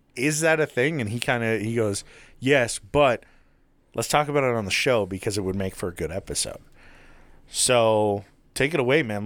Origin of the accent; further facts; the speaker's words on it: Utah, United States; also born or lived in Taylorsville, Utah; that's where I was born and raised until I was seven and then moved to small town shithole Utah